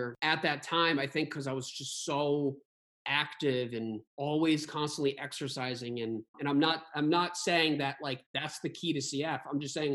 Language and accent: English; Barrington, United States; kids I grew up with in Barrington